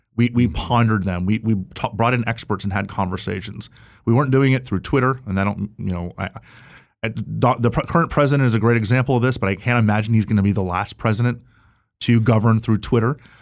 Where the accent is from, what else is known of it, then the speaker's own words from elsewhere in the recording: Florida, United States; my home state